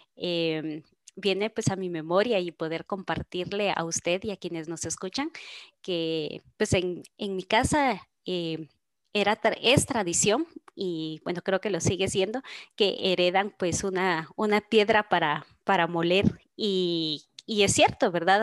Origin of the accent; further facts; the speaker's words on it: Guatemala; nosotros como guatemaltecos